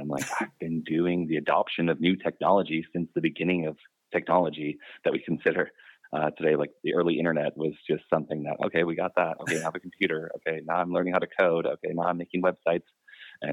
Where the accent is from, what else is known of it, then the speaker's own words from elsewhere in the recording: Wisconsin, United States; I grew up in Wisconsin